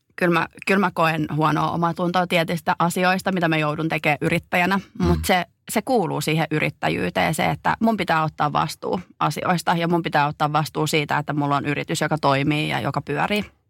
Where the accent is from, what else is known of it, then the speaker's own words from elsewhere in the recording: Finland; moved away as an adult; Mä tulin takaisin Suomeen